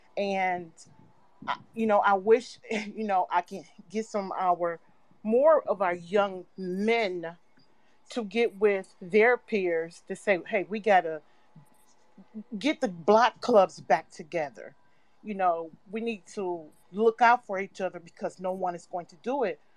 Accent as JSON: {"language": "English", "region": "Midwest", "country": "United States", "moved": "yes", "lives_now": "New York, United States", "said": "I'm from the Midwest"}